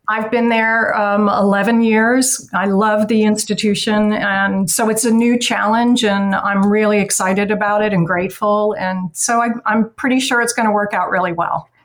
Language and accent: English; Atlanta, Georgia, United States; also born or lived in New York; now in Baltimore, United States; I'm originally from Atlanta